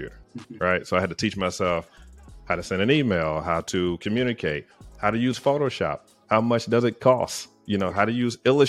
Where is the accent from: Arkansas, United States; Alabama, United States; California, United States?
Alabama, United States; Tuscaloosa; also born or lived in Huntsville, Alabama / Atlanta, Georgia; I'm from Tuscaloosa, Alabama